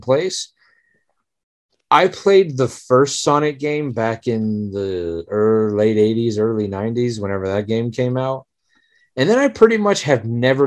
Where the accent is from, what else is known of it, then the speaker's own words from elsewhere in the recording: the South, Southern United States, United States; accent: Southern; I know that I'm a Southerner, and I know that as much as I think I don't have a Southern accent, I know that I'm accused of having it.